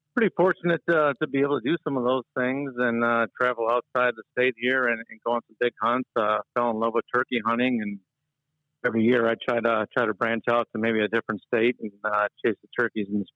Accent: Cary, Illinois, United States; I grew up in Cary, Illinois, which is in the northern part of Illinois here.

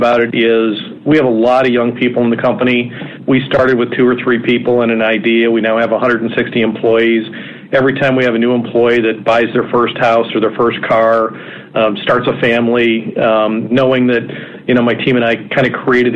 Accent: Wisconsin, United States; also born or lived in Minneapolis, Minnesota; now in Cleveland, United States; Originally, I grew up in Wisconsin, and then I lived in Minneapolis for 14 or 15 years

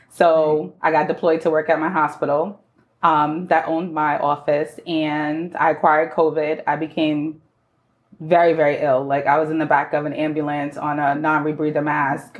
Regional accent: New York City, New York, United States; I was born and raised in the Bronx

